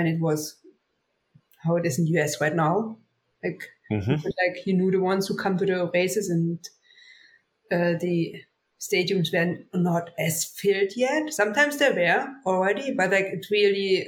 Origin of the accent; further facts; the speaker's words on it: Oberhof, Thuringia, Germany; English is a second language; moved away as an adult; now in Lake Placid, United States; my hometown, Oberhof